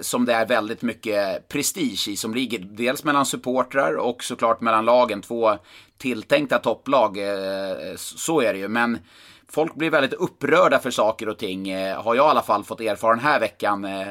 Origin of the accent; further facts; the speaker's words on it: Karlstad, Värmland, Sweden; i Karlstad, i min hemort